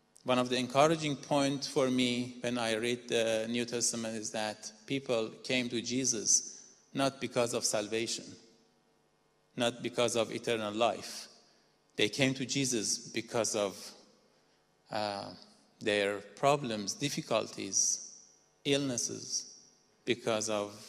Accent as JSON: {"language": "English", "country": "Iran", "also_born_or_lived": "Dubai, United Arab Emirates", "moved": "as an adult", "lives_now": "Netherlands", "said": "I'm originally from Iran"}